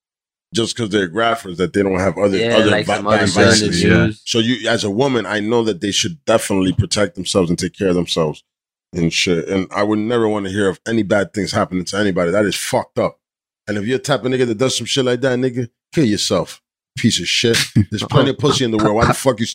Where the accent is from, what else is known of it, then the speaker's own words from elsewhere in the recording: New Jersey, United States; I'm from Jersey